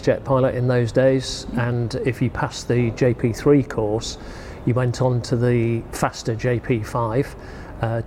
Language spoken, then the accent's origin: English; Yorkshire and the Humber, United Kingdom; growing up in North Yorkshire, that was Finningley, Church Fenton.